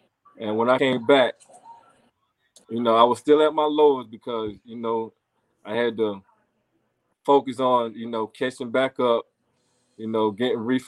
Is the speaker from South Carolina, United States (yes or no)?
no; Cleveland, North Carolina, United States; also born or lived in Mooresville, North Carolina / Salisbury, North Carolina; A lot of people know I'm from Cleveland. I'm gonna say Cleveland/Mooresville, but Cleveland